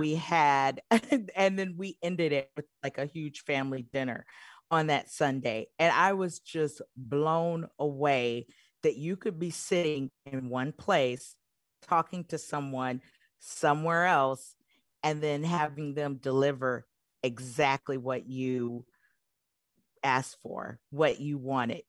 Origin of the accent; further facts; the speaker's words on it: Michigan, United States; I'm originally from Michigan